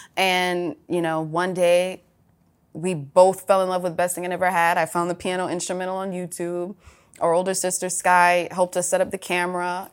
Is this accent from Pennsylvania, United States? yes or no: no; Atlanta, Georgia, United States; For sis and I, when we were growing up in Atlanta